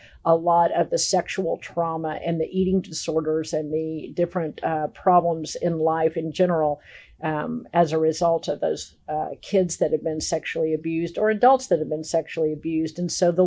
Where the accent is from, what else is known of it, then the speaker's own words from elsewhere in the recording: Dallas, Texas, United States; now in Arkansas, United States; I'm originally from Dallas, and shortly after I moved to Arkansas